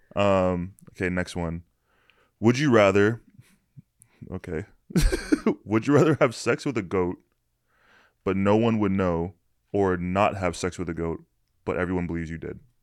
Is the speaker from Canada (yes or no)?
yes; Canada; I'm Canadian